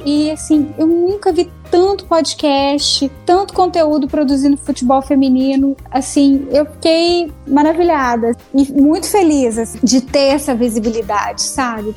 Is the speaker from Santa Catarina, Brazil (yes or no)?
no; Belo Horizonte, Minas Gerais, Brazil; Belo Horizonte porque é minha cidade natal